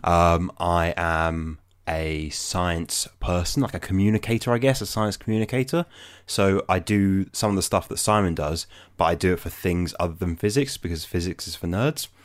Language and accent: English; London, United Kingdom; I'm from London